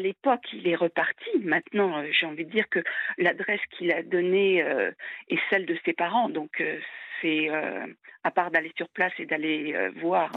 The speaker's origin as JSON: {"language": "French", "country": "France", "said": "en tant que Française"}